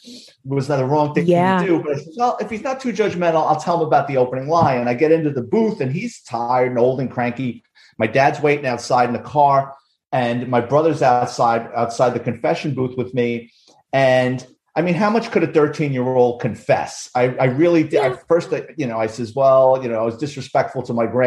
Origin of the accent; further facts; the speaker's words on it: New York City, New York, United States; I grew up in the Bronx